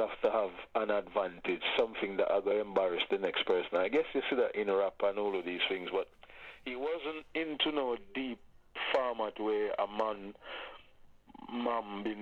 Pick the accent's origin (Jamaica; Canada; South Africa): Jamaica; Saint Thomas Parish; also born or lived in Kingston, Jamaica / England / Germany; now in United Kingdom; I was born in Kingston, lived in Kingston for the first 5 years. Then I was shipped off to St. Thomas, place called Spring Garden, where I went to live with my dad